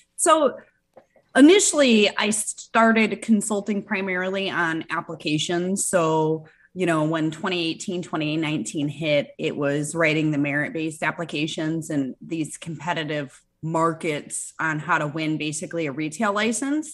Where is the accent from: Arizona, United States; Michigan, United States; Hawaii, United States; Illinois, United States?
Michigan, United States; moved away as an adult; now in South Florida, United States; I'm originally from Michigan